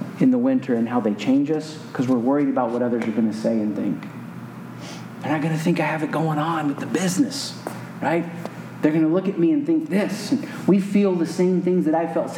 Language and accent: English; the South, United States; moved away as an adult; I grew up in the South